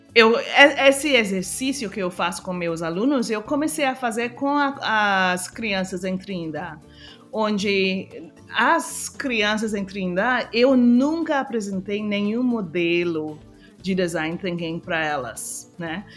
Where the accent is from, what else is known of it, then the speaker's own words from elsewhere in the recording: Trinidad & Tobago; Portuguese is a second language; moved away as an adult; also born or lived in United States; eu sou de Trinidad e Tobago, mas eu estava morando nos Estados Unidos